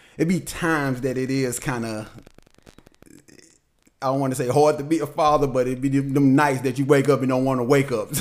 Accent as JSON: {"language": "English", "town": "St. Louis", "region": "Missouri", "country": "United States", "also_born_or_lived": "Atlanta", "moved": "as an adult", "said": "I moved from St. Louis 2010. So I moved to Atlanta in 2010"}